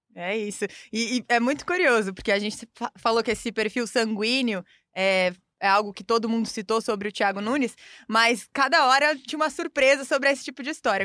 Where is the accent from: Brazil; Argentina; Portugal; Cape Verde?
Brazil; Curitiba, Paraná; sou de Curitiba